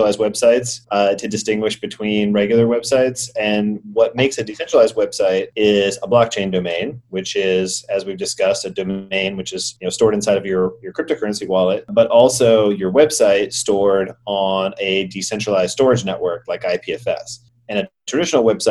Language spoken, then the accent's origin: English; Atlanta, Georgia, United States; moved away as an adult; also born or lived in San Francisco; I'm from Atlanta, started in the real estate field.